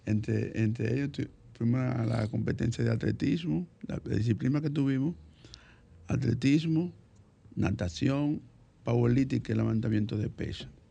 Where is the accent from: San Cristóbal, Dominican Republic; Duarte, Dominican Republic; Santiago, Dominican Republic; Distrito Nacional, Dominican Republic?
Distrito Nacional, Dominican Republic; Santo Domingo; Nací aquí en Santo Domingo, en el sector populoso de Villa Consuelo, específicamente en la Felipe Vicini Perdomo. Eh, desde muy pequeño estudié en la escuela pública.